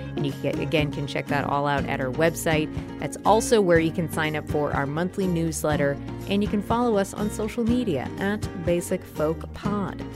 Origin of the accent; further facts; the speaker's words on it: Walpole, Massachusetts, United States; I grew up in Walpole, Massachusetts